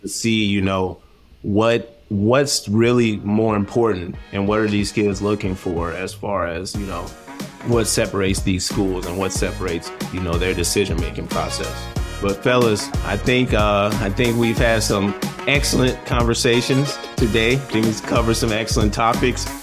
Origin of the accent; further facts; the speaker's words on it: Missouri, United States; growing up in Missouri